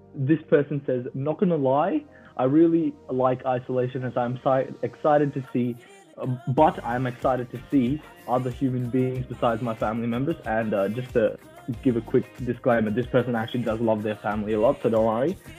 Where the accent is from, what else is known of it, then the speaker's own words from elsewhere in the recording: Canada; moved away; I wanted to go back to Canada, you know, as I am obviously a Canadian